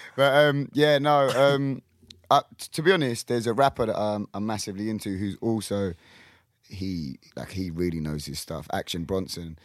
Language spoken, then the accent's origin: English; Kingston, London, United Kingdom; we had a McCluskey's in Kingston where I'm from